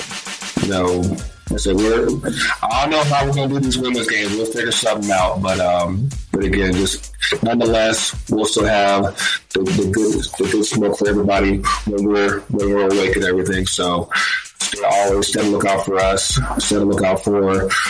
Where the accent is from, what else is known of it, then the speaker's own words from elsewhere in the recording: North Carolina, United States; we're all from North Carolina